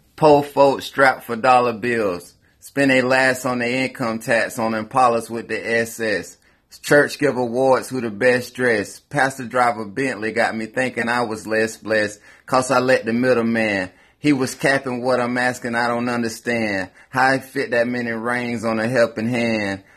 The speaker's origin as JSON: {"language": "English", "area": "Grupton", "region": "Florida", "country": "United States", "said": "I'm from Grupton, Florida"}